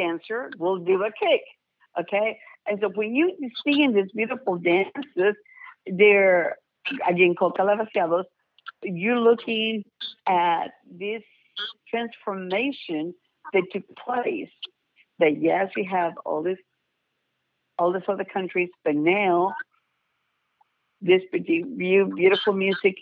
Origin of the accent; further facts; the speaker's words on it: near Monterrey, Nuevo León, Mexico; moved away; in the state of Nuevo León, actually very close to my hometown, about 40 miles away from there